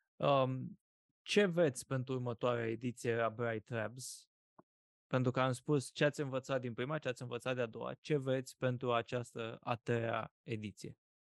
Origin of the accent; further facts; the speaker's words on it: Iași, Iași County, Romania; Iașiului, de unde sunt eu original